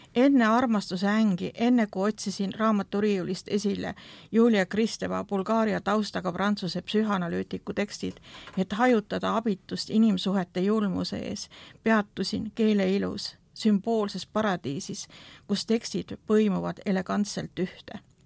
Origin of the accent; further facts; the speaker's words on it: Estonia; see ühiskond, kuhu minagi sündisin või see Nõukogude ühiskond